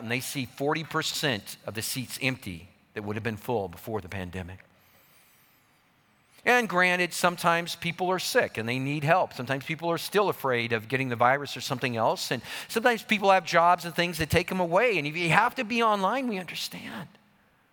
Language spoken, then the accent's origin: English; Colorado, United States; I grew up in Colorado